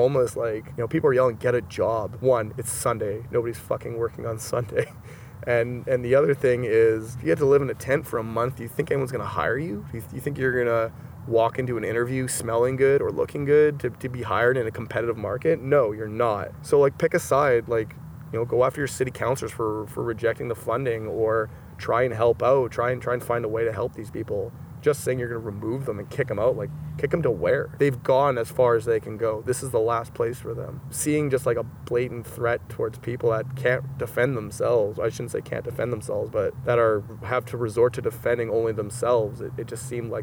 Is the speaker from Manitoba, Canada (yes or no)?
yes; Manitoba, Canada; I was from Manitoba